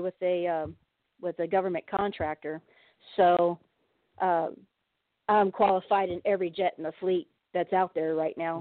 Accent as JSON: {"language": "English", "town": "San Diego", "region": "California", "country": "United States", "said": "I'm from San Diego"}